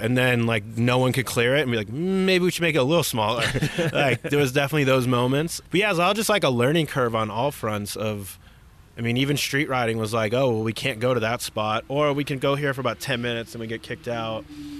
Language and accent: English; Chicago, Illinois, United States; In Chicago.